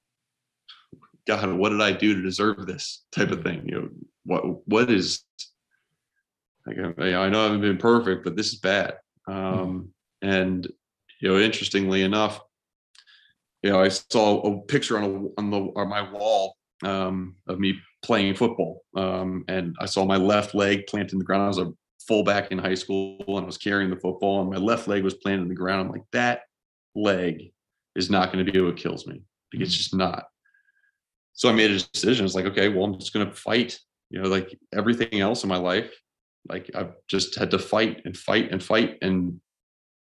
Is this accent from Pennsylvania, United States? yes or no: yes; Wayne, Pennsylvania, United States; I'm from Wayne, Pennsylvania